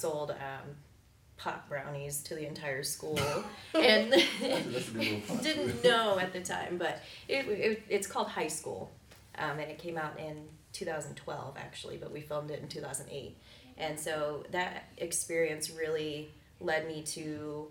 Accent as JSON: {"language": "English", "region": "Michigan", "country": "United States", "tie": "born or raised there", "moved": "as an adult", "lives_now": "Florida, United States", "said": "I grew up in Michigan, and I moved down to Florida in 2019 when I was 2009, I'm sorry, when I was 19"}